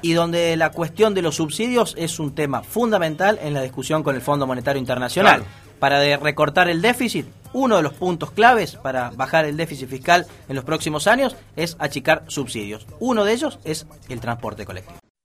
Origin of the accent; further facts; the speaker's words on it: Argentina; todos somos ciudadanos argentinos